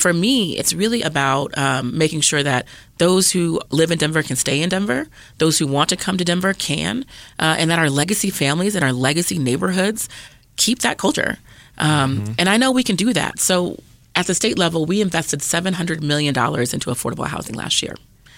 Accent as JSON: {"language": "English", "country": "Germany", "tie": "born there", "also_born_or_lived": "Colorado Springs, United States", "said": "My mom was in the Army, so I was actually born in Germany."}